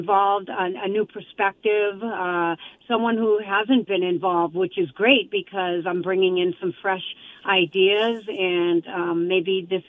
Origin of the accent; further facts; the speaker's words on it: Boston, Massachusetts, United States; moved away as an adult; now in Attleboro, United States; I grew up in Boston in the city, so I definitely understand the low-income housing crisis.